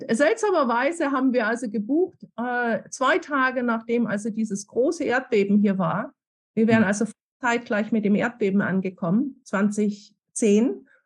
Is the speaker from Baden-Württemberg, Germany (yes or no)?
yes; Stuttgart, Baden-Württemberg, Germany; now in Chile; Äh, ich komme aus Stuttgart, wo die Firma Bosch ist.